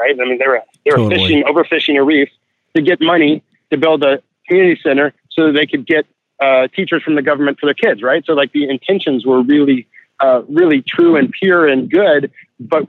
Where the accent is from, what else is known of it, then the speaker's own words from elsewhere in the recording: Santa Barbara, California, United States; I live in Santa Barbara, it's my hometown